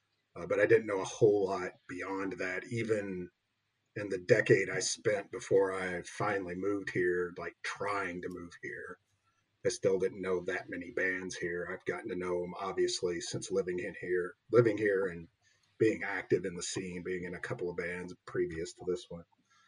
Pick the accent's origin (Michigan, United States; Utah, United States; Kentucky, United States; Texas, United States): Kentucky, United States; Louisville; moved away as an adult; also born or lived in Twin Cities, Minnesota; now in Minneapolis, United States; As for me, I grew up in Louisville, lived there for a few decades, and then I moved here about 9 years ago to Twin Cities area.